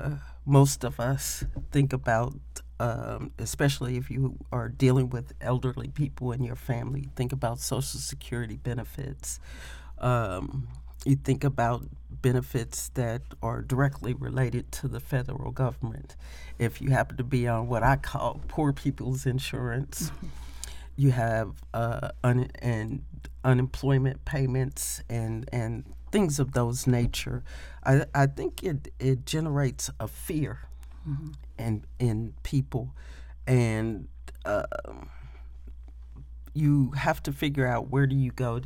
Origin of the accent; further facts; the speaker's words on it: Indianapolis, Indiana, United States; I was born and raised in Indianapolis, Indiana